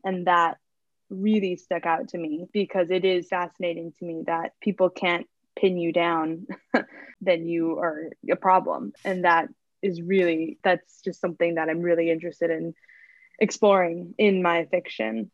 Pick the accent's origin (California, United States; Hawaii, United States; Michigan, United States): Hawaii, United States; I'm Native Hawaiian, but I'm half Japanese